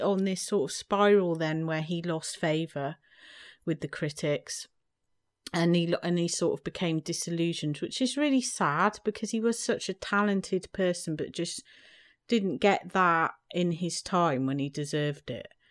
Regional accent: United Kingdom; I grew up in Britain in the seventies

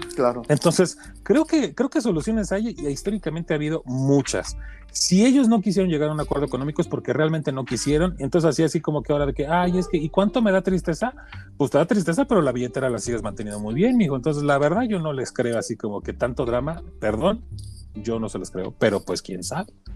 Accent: Mexico; como mexicano

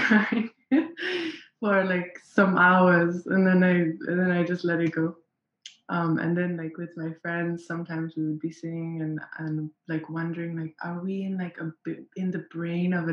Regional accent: Nairobi, Kenya; I am from Nairobi in Kenya.

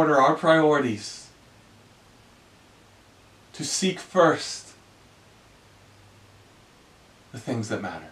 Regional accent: Greenville, South Carolina, United States; I am a Southerner. I grew up in Greenville, South Carolina.

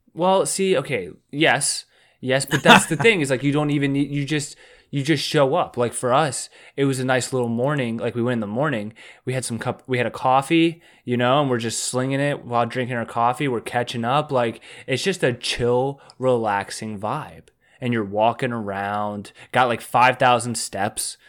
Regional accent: Baltimore, Maryland, United States; I'm from Baltimore

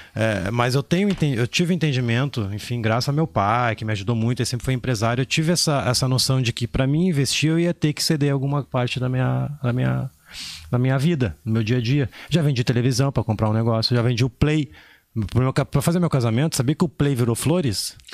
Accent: interior of Maranhão, Brazil; Sou do interior do Maranhão

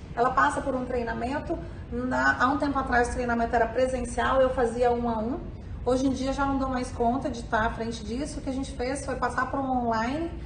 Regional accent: Lavras, Minas Gerais, Brazil; also born or lived in Rio de Janeiro / Los Angeles / Salvador; now in São Paulo, Brazil; Eu sou de Minas, nasci em Lavras, Minas Gerais

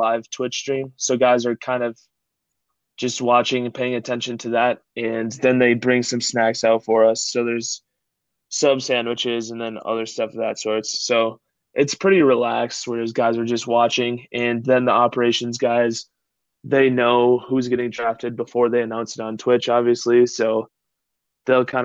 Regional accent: Minnesota, United States; I was born and raised in Minnesota

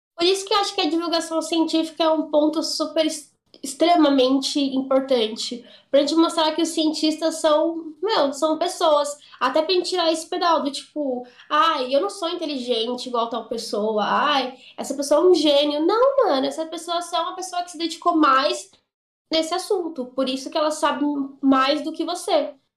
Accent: São Paulo, Brazil; eu sou de São Paulo

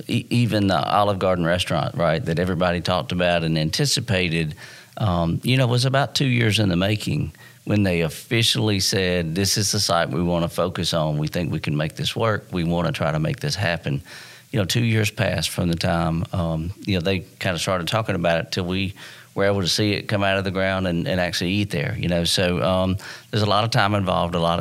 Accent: Dalton, Georgia, United States; I'm part of moving my hometown forward

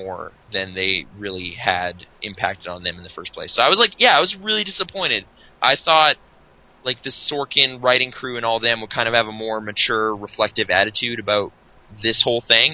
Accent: Canada; being Canadian

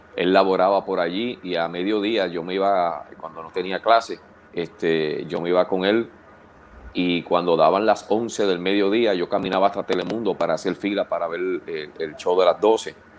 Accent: Canóvanas, Puerto Rico; also born or lived in Río Grande, Puerto Rico / Fajardo, Puerto Rico / Toa Alta?; O sea que técnicamente me crié en Canovana, entre Canovanas y Atorrey, aunque viví los primeros cuatro años de mi vida en Río Grande.

